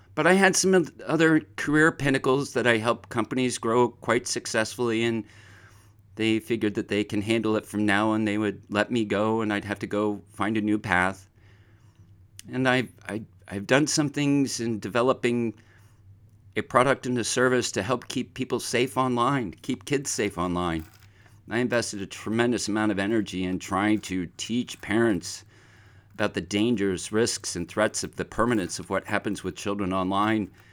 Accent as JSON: {"language": "English", "area": "Pine Barrens", "region": "New Jersey", "country": "United States", "tie": "born or raised there", "said": "as a very young child, I grew up in the Pine Barrens of New Jersey"}